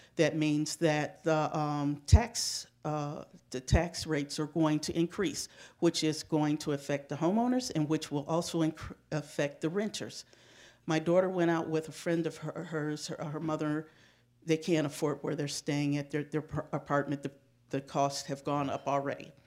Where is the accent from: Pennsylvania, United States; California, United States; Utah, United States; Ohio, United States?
Ohio, United States; Shaker Heights; also born or lived in Cleveland, Ohio; I'm a resident of Shaker Heights. I grew up in Shaker